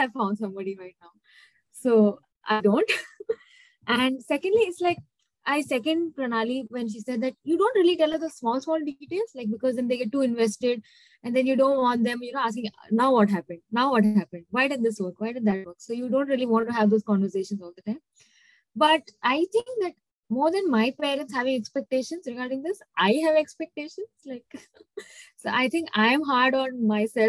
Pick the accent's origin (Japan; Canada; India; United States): India; Chennai, Tamil Nadu; moved away; I'm from Chennai